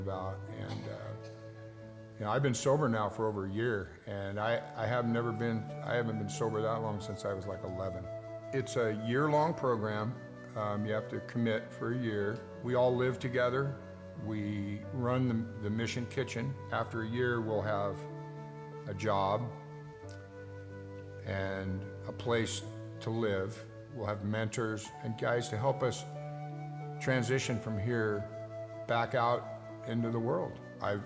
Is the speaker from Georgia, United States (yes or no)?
no; Eugene, Oregon, United States; I was born in Eugene, and... lived here all my life